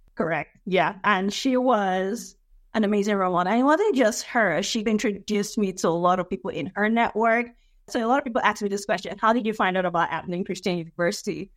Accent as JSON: {"language": "English", "country": "Nigeria", "tie": "born or raised there", "moved": "yes", "lives_now": "United States", "said": "I was born and raised in Nigeria"}